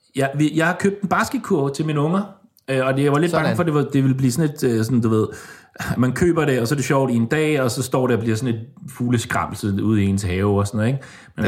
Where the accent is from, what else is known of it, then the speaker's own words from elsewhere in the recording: Denmark; now in Stockholm, Sweden; jeg har lige været øh, alene med hende hjemme i Danmark.